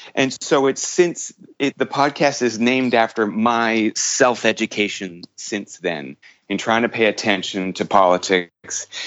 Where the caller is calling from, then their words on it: Toronto, Ontario, Canada; I'm calling from Toronto.